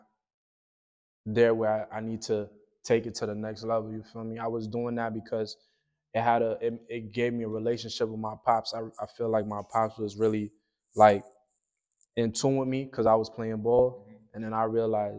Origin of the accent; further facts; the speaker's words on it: New York, United States; also born or lived in Canada; I'm really from Brownsville